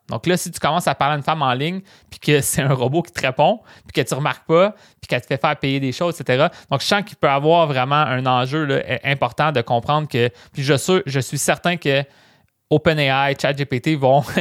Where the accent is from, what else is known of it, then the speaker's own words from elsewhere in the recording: Rimouski, Quebec, Canada; also born or lived in Matane; j'ai testé ma ville natale puis euh, moi, en fait, je viens de Rimouski